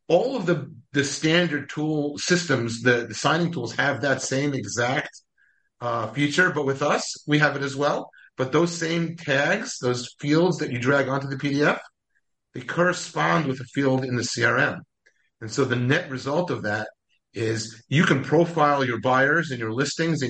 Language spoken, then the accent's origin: English; New York, United States; I'm from New York